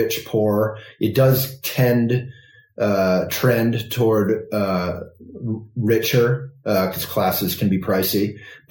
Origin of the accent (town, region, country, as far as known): Vermont, United States; born or raised there